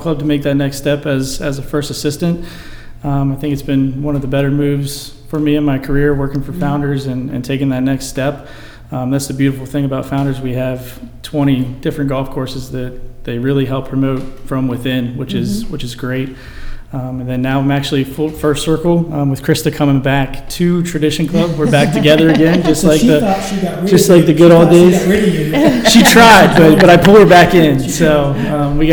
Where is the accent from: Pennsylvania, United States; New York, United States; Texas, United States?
Pennsylvania, United States; Gettysburg; moved away as an adult; I'm originally from Gettysburg, Pennsylvania